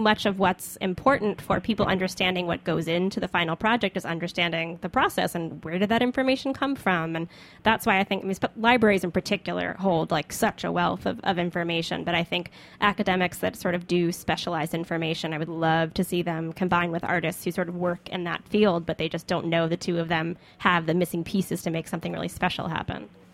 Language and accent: English; the South, United States; moved away; also born or lived in Brooklyn; As a Southerner